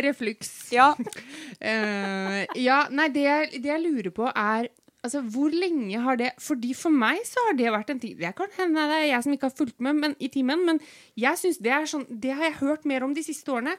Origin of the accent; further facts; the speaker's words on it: Norway; jeg er fra Rødskau, og tror jeg også vi sier refluks